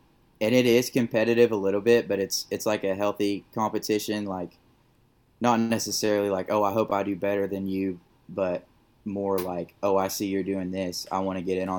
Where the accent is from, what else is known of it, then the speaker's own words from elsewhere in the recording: Tulsa, Oklahoma, United States; moved away as an adult; now in Nashville, United States; I'm from Tulsa, the Tulsa area.